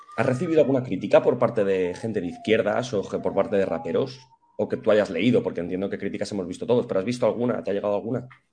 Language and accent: Spanish; Madrid, Community of Madrid, Spain; yo soy del barrio de la Estrella, en Madrid